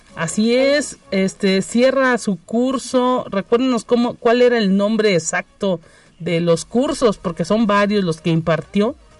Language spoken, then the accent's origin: Spanish; San Luis Potosí, Mexico; los potosinos.